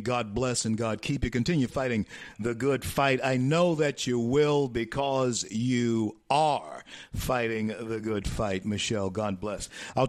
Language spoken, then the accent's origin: English; Louisiana, United States; The sun is shining on autumn leaves like only it can in my home state of Louisiana.